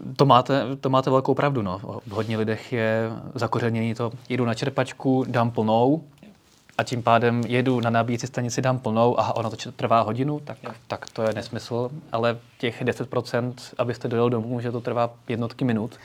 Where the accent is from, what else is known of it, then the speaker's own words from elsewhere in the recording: Slovakia; U nás na Slovensku